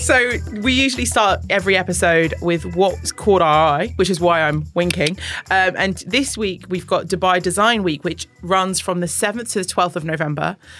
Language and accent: English; London, United Kingdom; now in UAE; I grew up partially in London